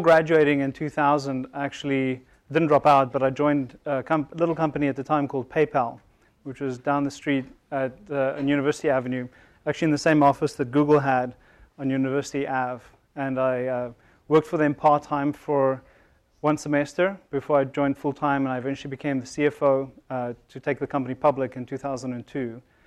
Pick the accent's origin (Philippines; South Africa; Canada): South Africa; moved away as an adult; now in Silicon Valley, United States; I'm originally from South Africa